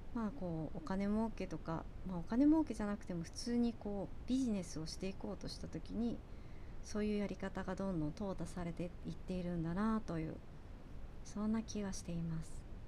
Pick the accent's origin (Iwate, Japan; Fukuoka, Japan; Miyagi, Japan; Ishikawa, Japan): Ishikawa, Japan; Kanazawa; moved away; also born or lived in United States; 私の地元の金沢とかはそういう町屋